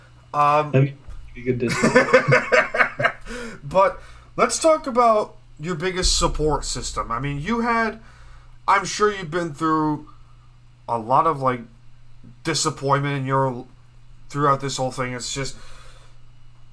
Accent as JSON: {"language": "English", "area": "Long Island", "region": "New York", "country": "United States", "said": "I'm a New Yorker at heart"}